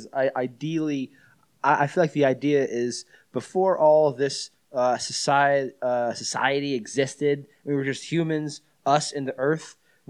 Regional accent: Florida, United States; growing up in Florida, not Albuquerque, like Terry Schiavo was a big thing.

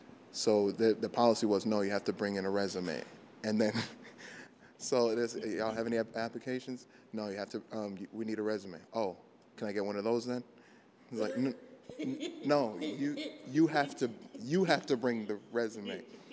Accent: Worcester, Massachusetts, United States; my neighborhood where I grew up in a place called Lincoln Village.

